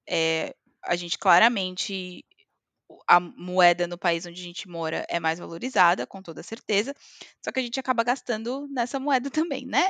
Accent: Brazil; moved away as an adult; also born or lived in Greece; now in Scotland, United Kingdom; eu sou imigrante, ou porque eu sou latina, ou porque eu sou brasileira

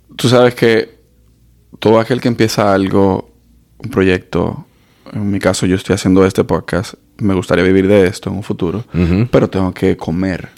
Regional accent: Dominican Republic; yo soy dominicano

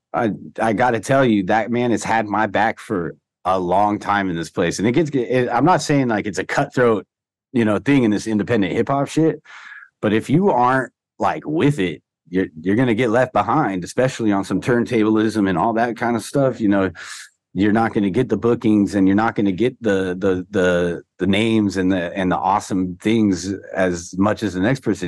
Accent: Orange County, Southern California, United States; I come from Orange County. You know, uh, you know, I'm the first one of my whole family born here in Southern California

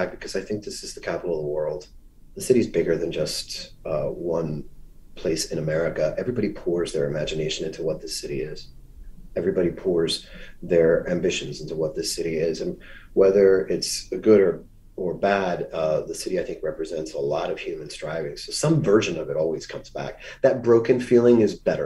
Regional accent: Miami, Florida, United States; moved away; I grew up in Miami, but my Miami is very different from what a tourist might see of that city

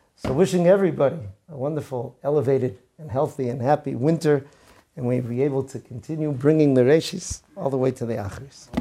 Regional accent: Boston, Massachusetts, United States; I grew up in Boston in the nineteen seventies

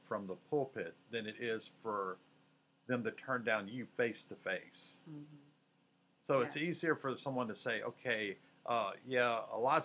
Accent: Mississippi, United States; moved away as an adult; also born or lived in Louisiana / Georgia / Alabama; I was born in Mississippi, but I've served in Louisiana, Georgia, Alabama

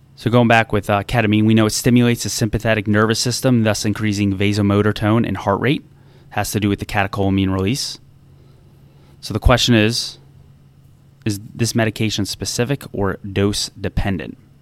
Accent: New Jersey, United States; now in DC Metro area, United States

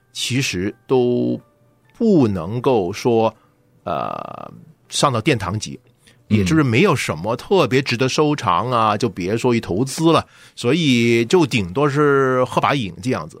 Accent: United States; 我们美国人

